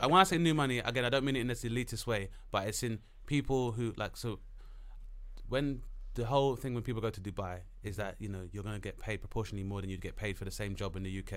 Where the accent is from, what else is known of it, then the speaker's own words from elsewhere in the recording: London, United Kingdom; being as a Londoner